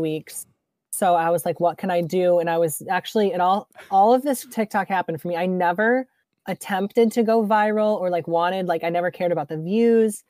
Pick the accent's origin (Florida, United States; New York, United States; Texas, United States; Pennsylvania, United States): New York, United States; Rochester; I grew up in Rochester